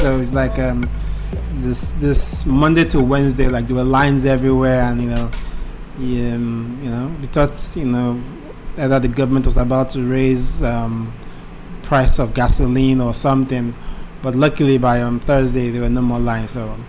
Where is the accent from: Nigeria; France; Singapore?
Nigeria; I'm also a Nigerian.